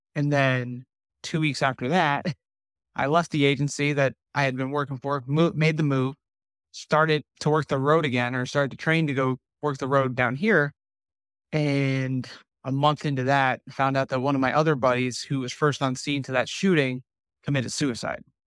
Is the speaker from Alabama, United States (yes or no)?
no; New Jersey, United States; now in Southwest Florida, United States; I was born and raised in New Jersey